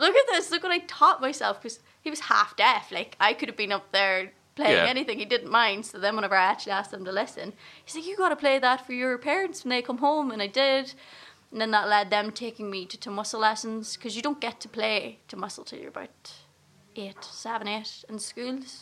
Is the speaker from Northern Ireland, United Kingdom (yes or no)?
yes; Gortin, Northern Ireland, United Kingdom; also born or lived in Enniskillen, Northern Ireland; I was raised in Gorchan, which is in the absolute middle of nowhere